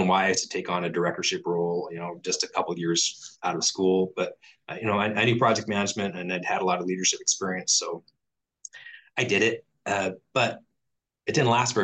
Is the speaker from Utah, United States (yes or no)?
no; Spokane, Washington, United States; moved away; I'm from Spokane